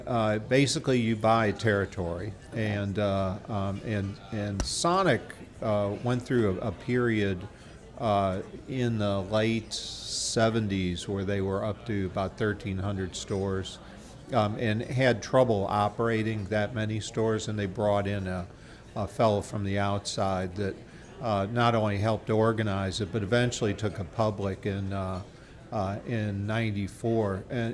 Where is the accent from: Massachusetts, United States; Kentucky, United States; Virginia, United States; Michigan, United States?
Michigan, United States; We're from Michigan originally, but we were kind of had spent years looking for just the right opportunity.